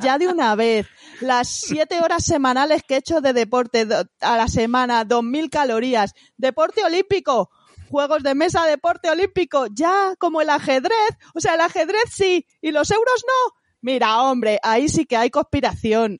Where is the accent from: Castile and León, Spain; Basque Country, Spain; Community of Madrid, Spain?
Community of Madrid, Spain; Madrid; Yo es que soy de Madrid, ¿sabes? No soy de provincias